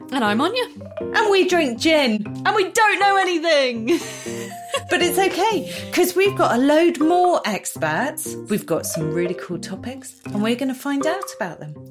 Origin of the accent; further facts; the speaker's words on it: Norwich, East of England, United Kingdom; No, I'm from Norwich, so this, I wanted the local one.